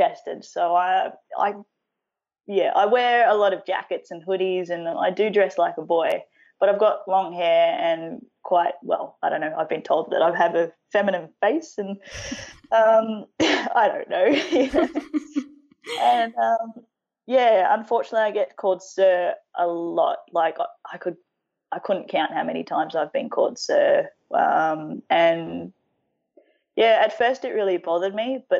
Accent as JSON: {"language": "English", "town": "Sydney", "region": "New South Wales", "country": "Australia", "tie": "born or raised there", "also_born_or_lived": "South Korea", "accent": "Australian", "said": "North Sydney? Grew up in Sydney all my life?"}